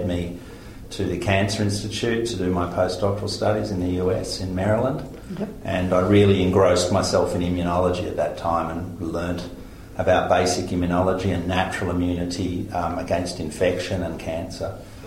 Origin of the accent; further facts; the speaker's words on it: Victoria, Australia; moved away as an adult; now in Queensland, Australia; I grew up largely in Victoria, lived in Victoria most of my life, and only recently moved to Queensland.